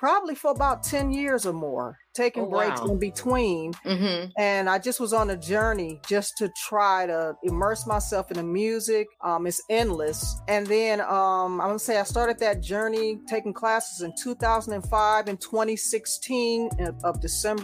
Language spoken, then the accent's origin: English; Cleveland, Ohio, United States; also born or lived in Raleigh-Durham, North Carolina; now in Raleigh, United States; I'm originally from Cleveland, Ohio. I've been in the Raleigh, Durham area now for about 20 years